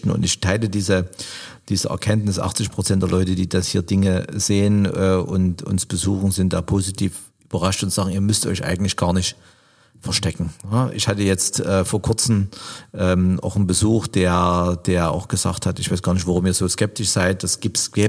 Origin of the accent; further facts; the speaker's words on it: East Germany, Germany; born there; Also ich bin ein Kind der DDR, ich bin 1971 geboren äh, und halte auch noch das ein oder andere äh, aufrecht im Sinne von äh, äh, wir aus dem Osten sind